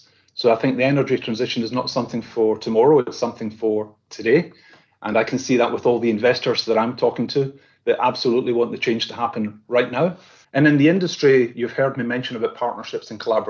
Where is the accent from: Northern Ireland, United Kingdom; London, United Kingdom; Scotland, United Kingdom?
Scotland, United Kingdom; I'm Scottish